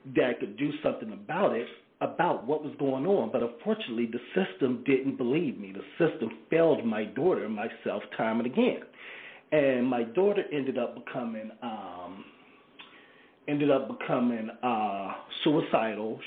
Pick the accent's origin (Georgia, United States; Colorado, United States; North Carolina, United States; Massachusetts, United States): North Carolina, United States; Greensboro; born or raised there